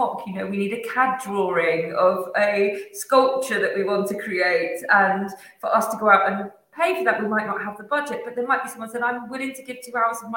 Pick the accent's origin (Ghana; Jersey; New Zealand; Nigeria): Jersey; I'm from Jersey, that's hence my surname, is a very Jersey name.